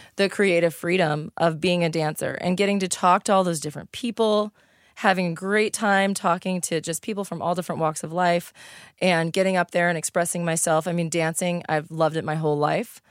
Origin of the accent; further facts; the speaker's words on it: East St. Louis, Illinois, United States; also born or lived in Washington Park, Illinois; I grew up in East Saint Louis. I went to s, grade school in Washington Park.